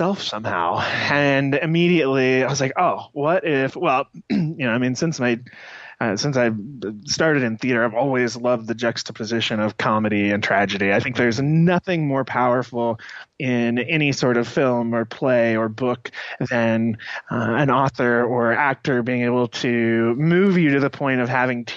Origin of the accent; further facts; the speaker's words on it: United States; I grew up outside of Kansas City